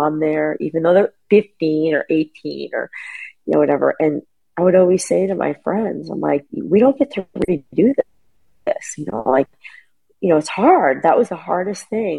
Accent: New England, United States; moved away; also born or lived in Philadelphia; I'm from New England.

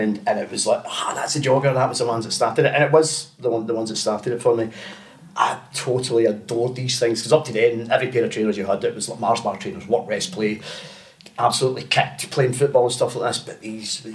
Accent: Bellshill, Scotland, United Kingdom; I was from Bellshill.

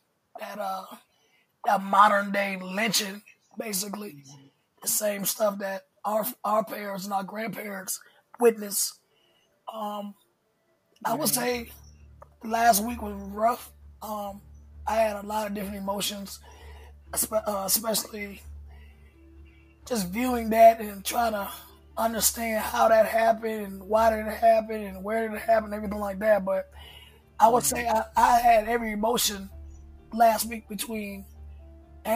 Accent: Hinesville, Georgia, United States; moved away as an adult; also born or lived in Valdosta, Georgia; now in Atlanta, United States; I grew up in South Georgia. Basically, Hinesville, Georgia

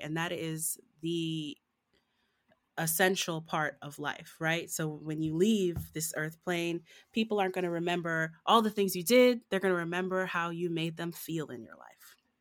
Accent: Southfield, Michigan, United States; I was born and raised in Southfield, Michigan, right outside of Detroit

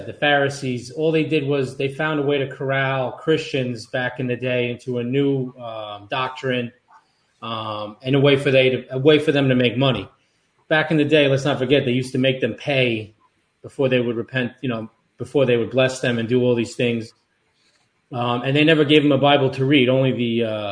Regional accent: Long Island, New York, United States; also born or lived in Europe; we grew up Long Island Italian

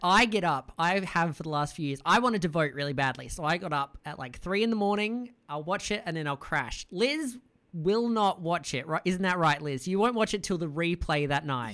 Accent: Australia; as an Australian

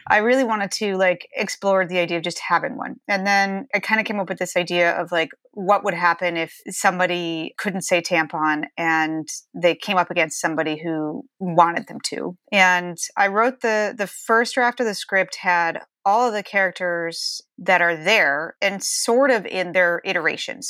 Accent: Ohio, United States; growing up in Ohio, it was, you know, we're pretty conservative family

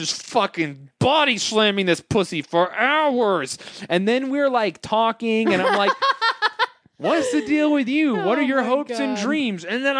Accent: Canada; I'm Canadian like that.

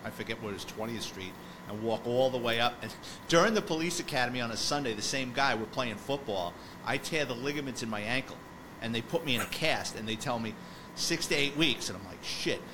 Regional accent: New York City, New York, United States; I grew up in the Bronx, so for me, I was living with my parents

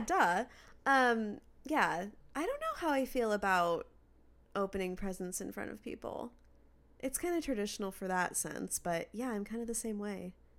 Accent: Redmond, Washington, United States; when I was growing up in Washington

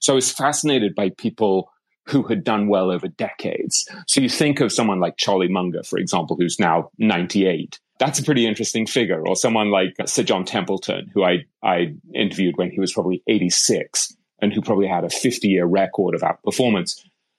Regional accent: England, United Kingdom; accent: English; So I grew up in England, as you might be able to tell from the accent.

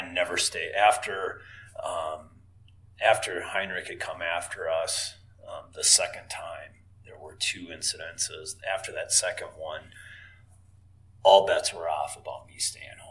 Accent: Paynesville, Minnesota, United States; my hometown in Painesville

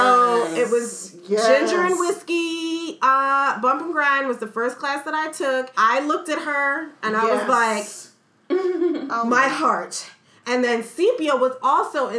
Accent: Chester, Pennsylvania, United States; moved away as an adult; also born or lived in New York; I'm from the Philadelphia area originally, from Chester, Pennsylvania

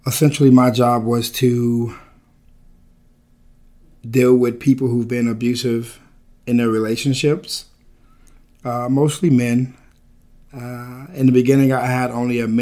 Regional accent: Odessa, Texas, United States; I was born and raised in Odessa, Texas.

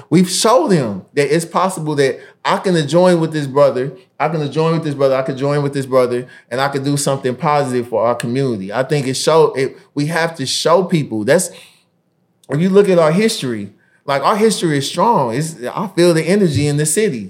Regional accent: Indianapolis, Indiana, United States; my hometown in Indianapolis

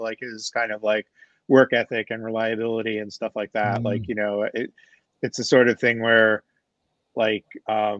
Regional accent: New York City, New York, United States; now in New Jersey, United States; I grew up in Queens

